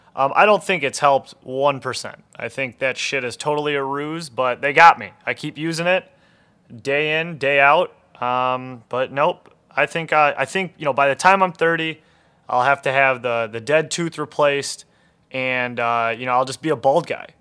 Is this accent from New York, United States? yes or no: no; Detroit, Michigan, United States; I was born and raised in Detroit proper, East English Village to be exact